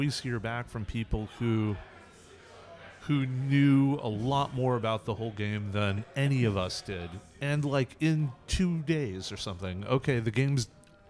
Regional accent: California, United States; California where I grew up

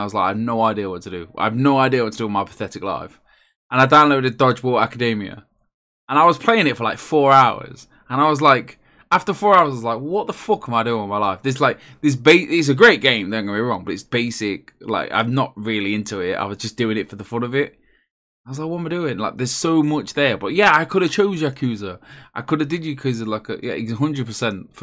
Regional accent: England, United Kingdom; I am English.

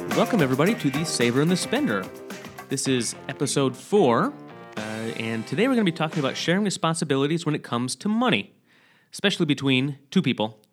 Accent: Sturgis, Michigan, United States; moved away; from my hometown in Sturgis, Michigan

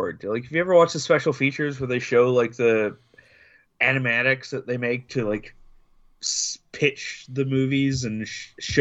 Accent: Toronto, Ontario, Canada; I'm from Toronto

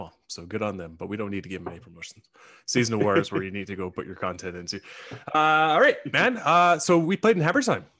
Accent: Canada; being Canadian

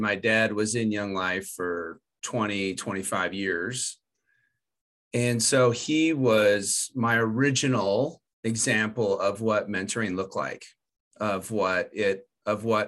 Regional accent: Southern California, United States; moved away as an adult; also born or lived in Calvin (college, Michigan); now in Denver, United States; I'm from Southern California, so now I'm 2,000 miles away from my house instead of 100 miles away from my house

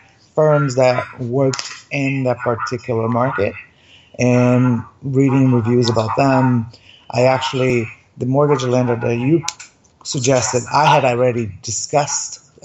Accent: Brazil; moved away; I'm from Brazil originally, and I own a property in Brazil

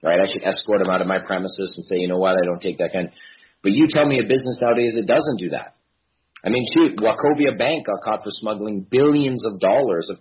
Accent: Kelowna, British Columbia, Canada; moved away as an adult; also born or lived in New York; coming from a small town in Canada, my hometown is called Kelowna

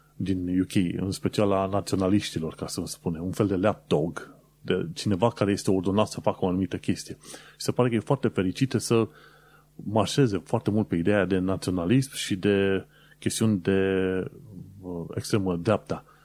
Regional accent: Romania; now in United Kingdom; născut pe acolo

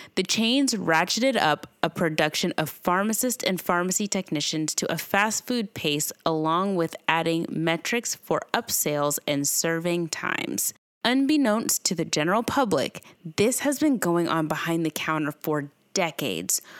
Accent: Owensboro, Kentucky, United States; my hometown, Owensboro, Kentucky

